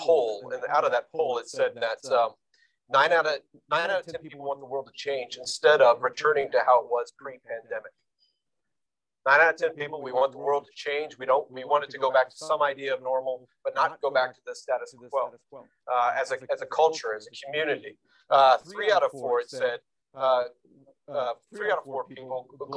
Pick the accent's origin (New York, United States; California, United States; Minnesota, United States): New York, United States; New York City; me as a New Yorker